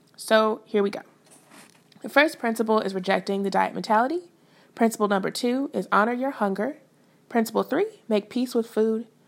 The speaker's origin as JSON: {"language": "English", "town": "St. Louis", "region": "Missouri", "country": "United States", "tie": "born or raised there", "also_born_or_lived": "Fayetteville, Arkansas / Denton, Texas / Oklahoma", "moved": "as an adult", "said": "I was born and raised in Saint Louis, Missouri"}